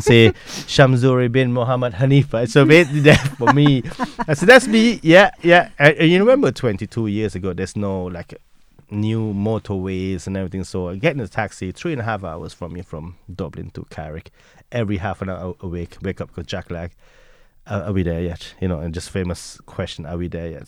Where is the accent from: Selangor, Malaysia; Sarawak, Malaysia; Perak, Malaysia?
Perak, Malaysia; Taiping; moved away as an adult; also born or lived in Kuala Lumpur, Malaysia; now in Leitrim, Ireland; so I moved from my Taiping, my hometown Taiping to the city, eh, in Kuala Lumpur at the age of fifteen